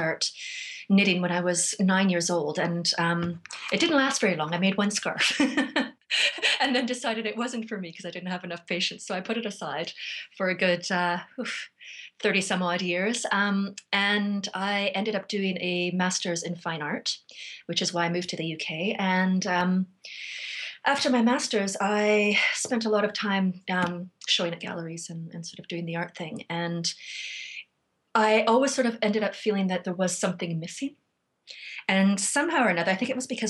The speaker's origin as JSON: {"language": "English", "town": "Vancouver", "region": "British Columbia", "country": "Canada", "moved": "as an adult", "lives_now": "South Coast of England, United Kingdom", "said": "Canada. I moved here from Vancouver in 2006."}